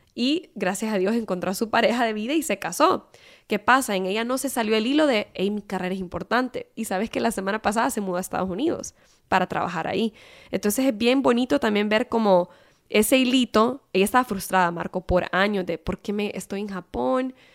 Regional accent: Honduras; moved away as an adult; yo soy hondureña

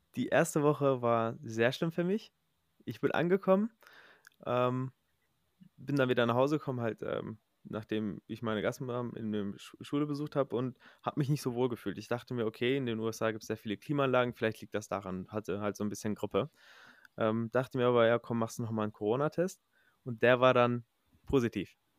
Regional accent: Recklinghausen, North Rhine-Westphalia, Germany; moved away as an adult; now in United States; ich komme ja ursprünglich aus Recklinghausen, aus der Nähe von äh, NRW

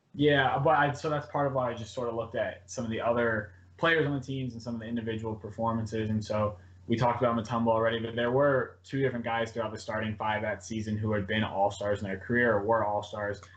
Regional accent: Cincinnati, Ohio, United States; i am originally from Cincinnati, so I grew up supporting all the Ohio sports teams

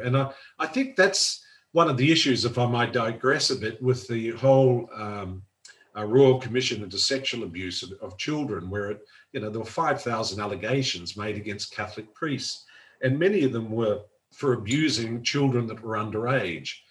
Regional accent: Auckland, New Zealand; moved away; loved the freedom of, of growing up uh, in Auckland

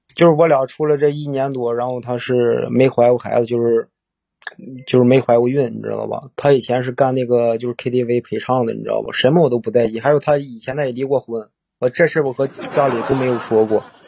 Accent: Cangzhou, Hebei, China; 我是沧州的

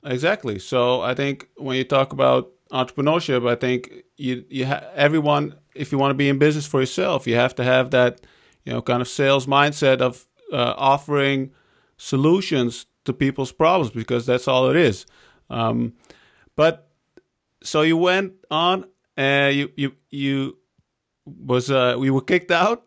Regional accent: Netherlands; also born or lived in Iran; we came to the Netherlands from Iran

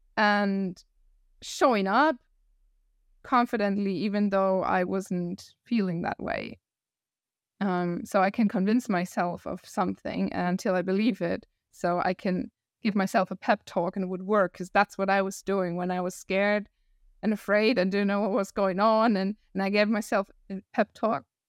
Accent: Northern Germany, Germany; accent: northern German; English is a second language; moved away as an adult; also born or lived in Hamburg / Costa Rica; I'm from the north, so from a city close to Hamburg, and I used to live in Hamburg for seven

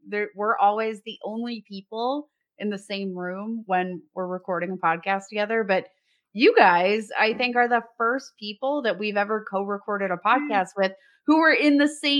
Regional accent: Youngstown, Ohio, United States; I grew up in Youngstown, Ohio, which is literally like smack dab in between Cleveland and Pittsburgh

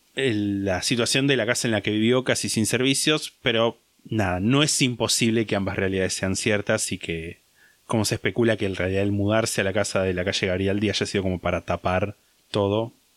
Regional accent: Argentina

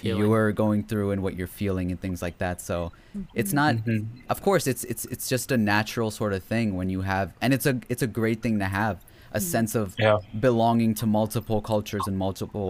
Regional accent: United States; obviously we grew up in America

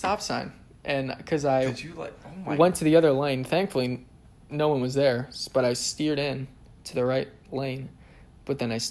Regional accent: North Canton, Ohio, United States; I moved here when I was, like, 6 months old

